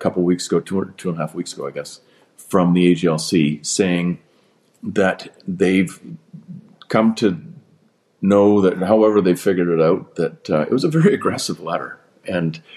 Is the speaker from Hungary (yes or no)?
no; British Columbia, Canada; I'm a Canadian before I'm a British Columbian.